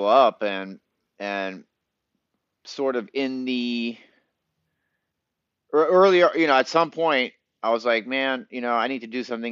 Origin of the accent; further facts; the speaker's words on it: Long Island, New York, United States; moved away as an adult; also born or lived in Boston / Hollywood; Actually grew up in Long Island